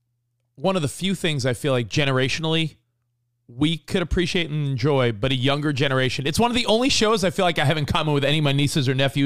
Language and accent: English; Franklin Square, New York, United States; now in Los Angeles, United States; When I was a kid growing up in Franklin Square, because nothing happened in Franklin Square, Long Island. Great little suburban town, but nothing happened there.